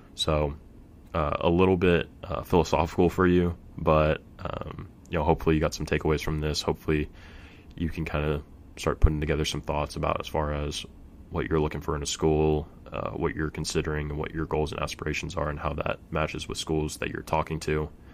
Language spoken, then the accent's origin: English; Fresno, California, United States; I'm from Fresno